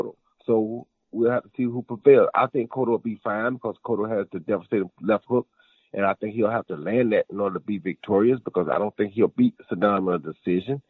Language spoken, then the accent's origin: English; Pensacola, Florida, United States; born or raised there